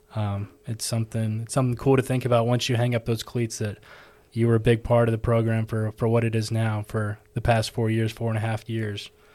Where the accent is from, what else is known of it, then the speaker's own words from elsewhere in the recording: Texas, United States; moved away as an adult; now in Georgia, United States; I'm from Texas